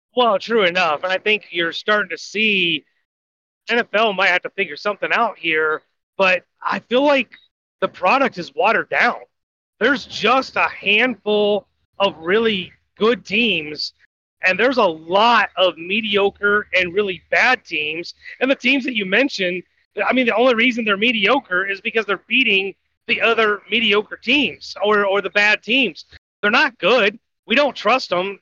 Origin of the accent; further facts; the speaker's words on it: Indiana, United States; my home state